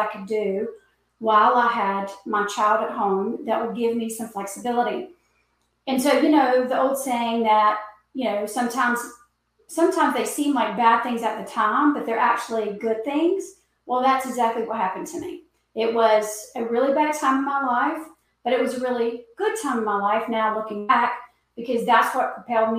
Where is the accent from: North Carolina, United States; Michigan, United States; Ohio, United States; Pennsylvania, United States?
North Carolina, United States; born and bred right here in North Carolina